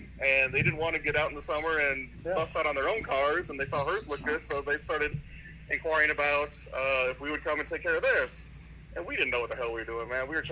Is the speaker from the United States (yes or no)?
yes; Chandler, Arizona, United States; I was born and raised in Arizona. Been here in Desert Rat my whole life. Born over in Chandler